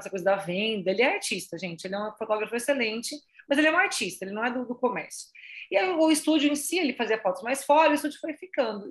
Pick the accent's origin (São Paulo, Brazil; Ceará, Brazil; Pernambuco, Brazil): São Paulo, Brazil; Salto; a gente é de Salto, né, a gente tá em Salto, interior de São Paulo